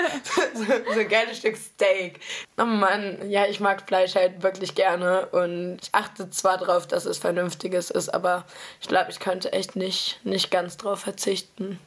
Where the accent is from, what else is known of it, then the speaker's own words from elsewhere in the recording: Nordheim, Germany; now in Berlin, Germany; aus Nordheim, wo ich herkomme